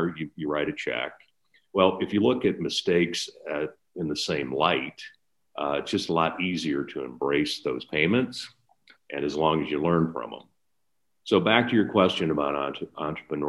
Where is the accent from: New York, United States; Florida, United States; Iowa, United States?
Iowa, United States; Lamont; I grew up in a small northeast Iowa town, Lamont, town of 500 people.